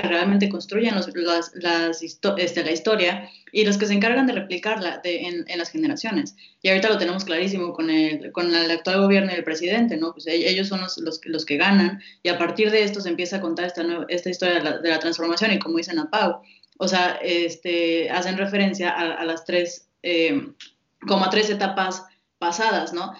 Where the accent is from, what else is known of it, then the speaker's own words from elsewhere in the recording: Mexico; como mexicanos